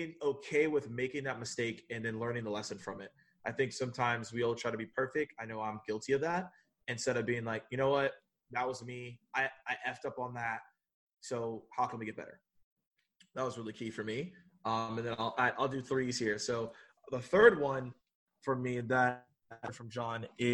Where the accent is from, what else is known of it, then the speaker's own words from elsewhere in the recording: the South, United States; So I'm from the South, so Southern hospitality